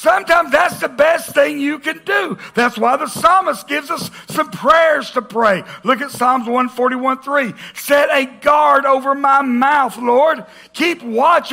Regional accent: the South, United States; we grew up in the South. Man, I'm American by birth, Southern by the grace of God

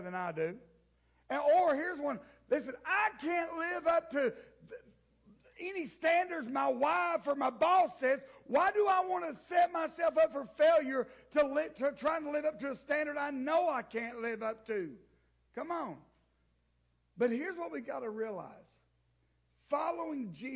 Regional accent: the South, United States; I grew up in the South. I am one of those. I am proud to be Southern.

